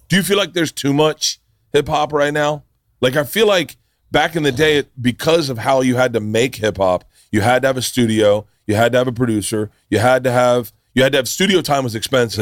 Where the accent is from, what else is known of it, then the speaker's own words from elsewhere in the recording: Florida, United States; I grew up in Florida